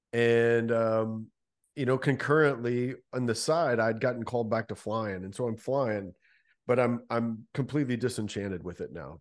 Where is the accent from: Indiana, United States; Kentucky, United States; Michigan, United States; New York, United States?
Kentucky, United States; Louisville; born and raised in Louisville, Kentucky